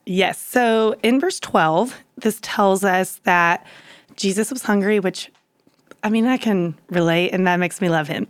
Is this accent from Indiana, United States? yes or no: no; Louisiana, United States; moved away as an adult; also born or lived in Dallas; I grew up in Louisiana